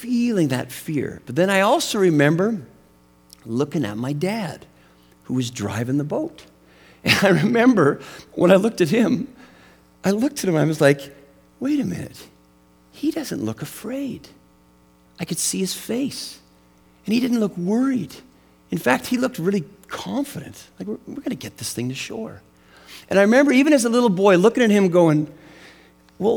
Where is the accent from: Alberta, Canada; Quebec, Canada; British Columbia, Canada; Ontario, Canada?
British Columbia, Canada; Western Canada; where I grew up in Western Canada. It was a little town in the mountains, and we had this big lake. It was called the Shuswap Lake